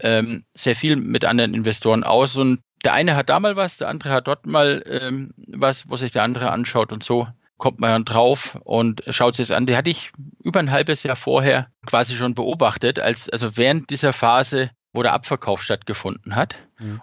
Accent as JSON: {"language": "German", "area": "Lower Franconia", "region": "Bavaria", "country": "Germany", "moved": "yes", "said": "ich komme aus Unterfranken, aus der Ecke und Großeltern etc. waren schon häufiger im Klinikum"}